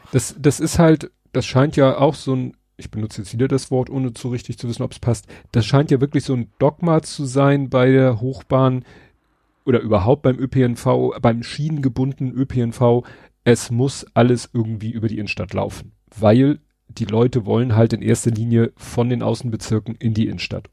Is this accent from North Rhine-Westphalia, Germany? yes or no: no; Hamburg, Germany; als Hamburger